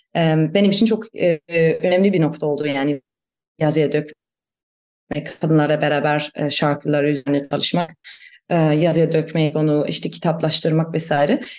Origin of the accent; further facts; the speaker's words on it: Germany; Turkish is a second language; moved away as an adult; also born or lived in Istanbul, Turkey / Van, Turkey; ben e, Almanım. E, onu da belki söylemek gerekir. E, Almanya'da e, büyüdüm